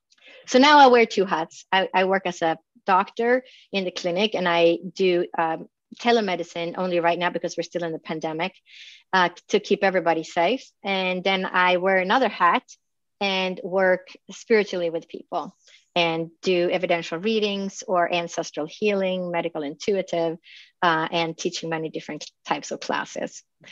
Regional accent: Phoenix, Arizona, United States; We never got to work with each other, but we both knew that we came from Phoenix.

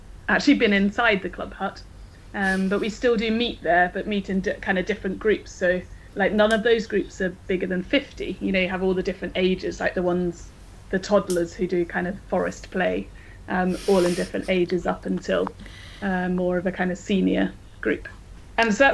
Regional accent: Coventry, West Midlands, United Kingdom; also born or lived in Scotland; now in Sweden; I grew up in Coventry, Warwickshire.

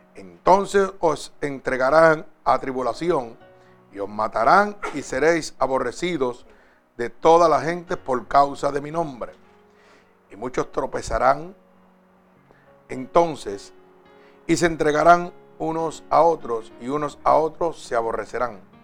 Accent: Puerto Rico

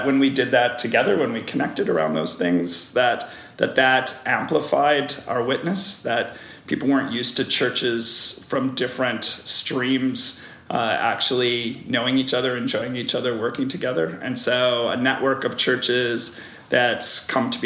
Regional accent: Chicago, Illinois, United States; moved away as an adult; now in Hamilton, Canada; I am originally from Chicago area, but married a Canadian from this area

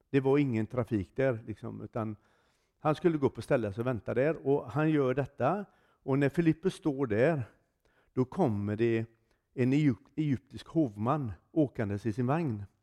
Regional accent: Froland, Agder, Norway; Jag är från Froland. Inte från Tromsö.

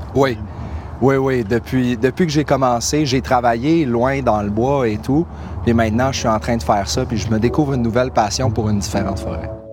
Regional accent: Longueuil, Quebec, Canada; now in Brossard, Canada; je suis né à Longueuil, puis je vis à Brossard

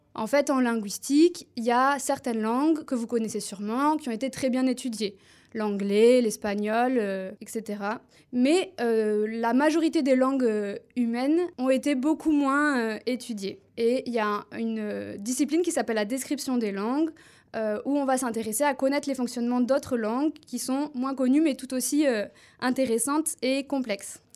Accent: Toulouse, Occitania, France; accent: southern French; first language French; j'ai appris le français du sud de la France, parce que je suis originaire de Toulouse.

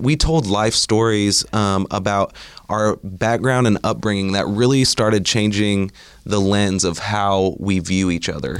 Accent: Bartlesville, Oklahoma, United States; now in Oklahoma City, United States; I grew up in Bartlesville, Oklahoma, and then now live in Oklahoma City

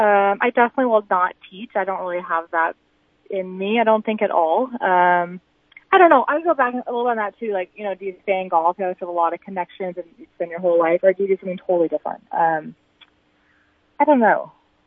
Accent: Clark, South Dakota, United States; I think most people are always so surprised when they hear I'm from South Dakota.

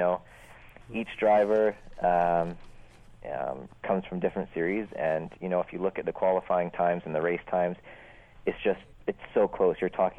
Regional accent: Vancouver, British Columbia, Canada; I'm from Vancouver, Canada.

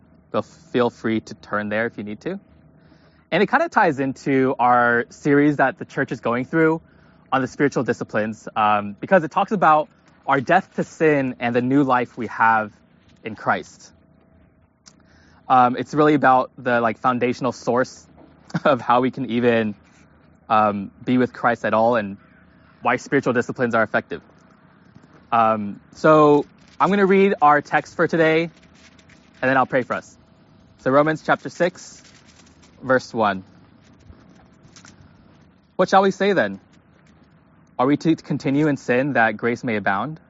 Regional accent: Pleasanton, California, United States; also born or lived in Kentucky; I grew up in the Bay Area, Pleasanton, California.

